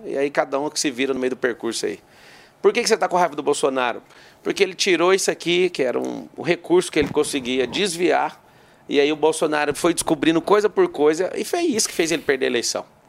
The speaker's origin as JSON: {"language": "Portuguese", "region": "Goiás", "country": "Brazil", "said": "Eu sou goiano também"}